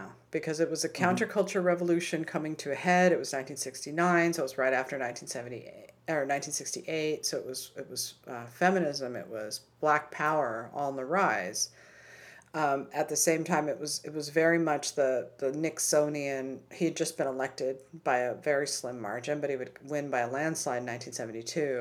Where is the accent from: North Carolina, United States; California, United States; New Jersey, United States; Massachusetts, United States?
California, United States; Topanga; I grew up in Topanga